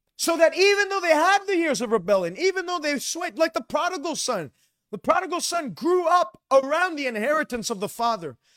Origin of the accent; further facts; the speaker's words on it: Quebec, Canada; I grew up in Quebec